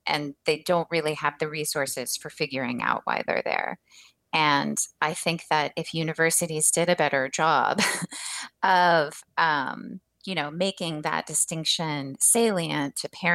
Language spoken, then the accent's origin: English; Rust Belt, United States; moved away; my hometown has been featured in the New York Times for being one of these, you know, Rust Belt American canary in the coal mine sort of places